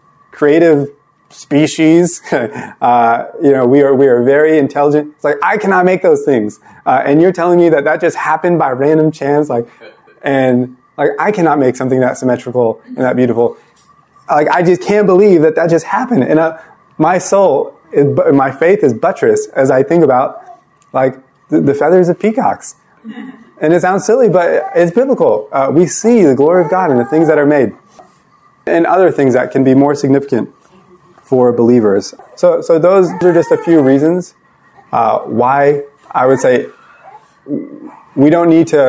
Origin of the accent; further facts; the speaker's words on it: United States; I'm only a Christian because I was born in America